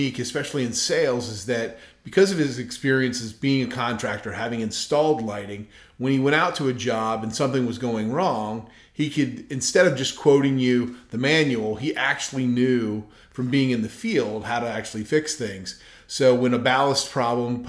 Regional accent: Clearwater, Florida, United States; I grew up in Clearwater, Florida.

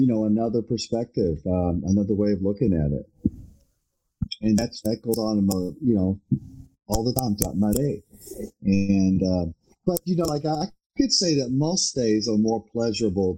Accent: Louisville, Kentucky, United States; growing up in Louisville

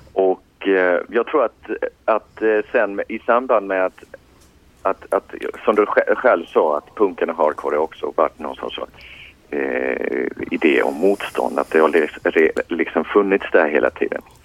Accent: Borås, Västra Götaland, Sweden; moved away as an adult; now in Gothenburg, Sweden; jag är född och uppvuxen i, i Borås

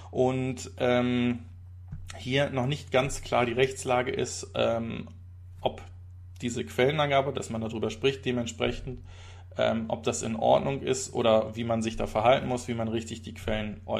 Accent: Switzerland; ist doch ein Trinkgeld äh, und keine Buße, sage ich als Schweizer.

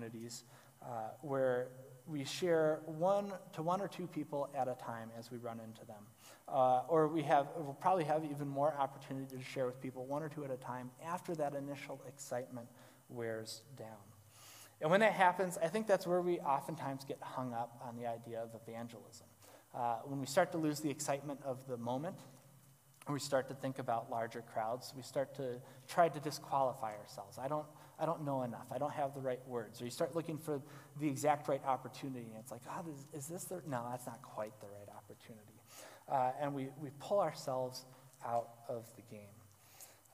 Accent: Galesburg, Illinois, United States; Growing up in Western Illinois, if the wind blew just right, even in the town of Galesburg, you could smell that we were in farm country

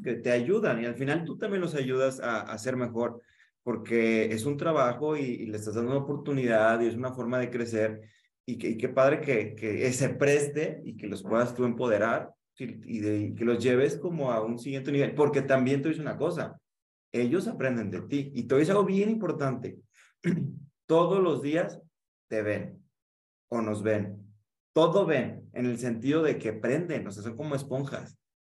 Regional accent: Guadalajara, Jalisco, Mexico; soy de Guadalajara, igual que Sandra

